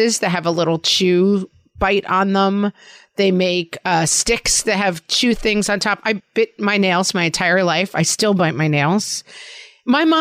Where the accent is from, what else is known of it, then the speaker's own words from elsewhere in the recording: New York, United States; accent: New York; my New York accent